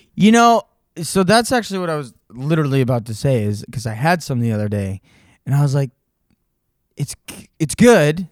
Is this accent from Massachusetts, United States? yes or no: yes; Monson, Massachusetts, United States; I grew up in Munson.